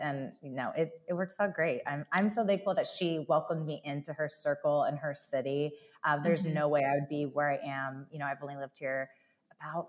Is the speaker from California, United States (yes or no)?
yes; California, United States; now in Nashville, United States; I'm originally from California